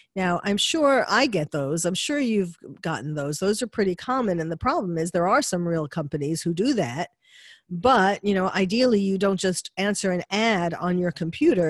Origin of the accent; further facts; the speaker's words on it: New York City, New York, United States; having lived in New York, been born and bred in New York